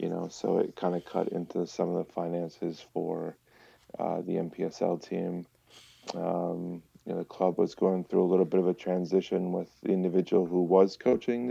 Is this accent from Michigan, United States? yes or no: yes; Michigan, United States; moved away as an adult; also born or lived in Sheboygan, Wisconsin; I grew up in Michigan. Michigan kid. Grew up there